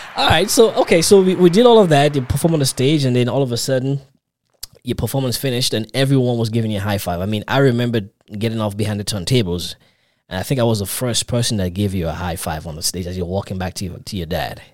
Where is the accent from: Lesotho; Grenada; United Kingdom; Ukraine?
Grenada; also born or lived in New York; I'm from the Caribbean too. I'm Grenadian actually